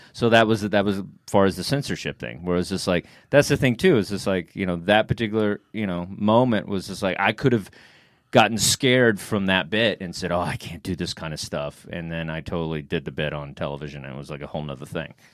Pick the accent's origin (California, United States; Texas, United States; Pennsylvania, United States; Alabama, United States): Texas, United States; now in New York, United States; I'm from Texas